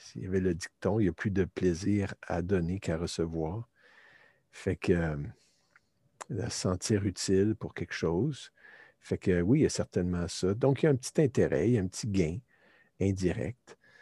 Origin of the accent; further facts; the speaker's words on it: Canada; also born or lived in Turkey; en revenant au Canada, je suis canadien